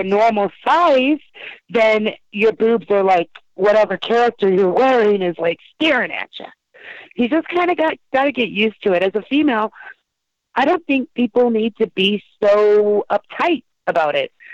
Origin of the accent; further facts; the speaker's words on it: San Jose, California, United States; also born or lived in Los Angeles area; I was born in San Jose